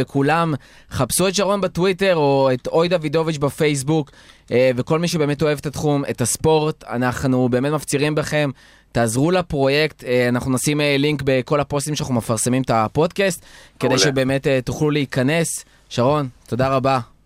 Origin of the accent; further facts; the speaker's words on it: Israel; בתור ישראלים